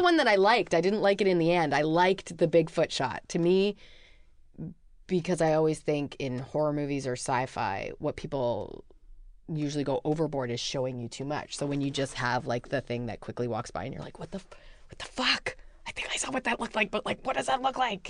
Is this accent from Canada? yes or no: yes; Vancouver, British Columbia, Canada; I'm from Vancouver, B C. I'm Canadian.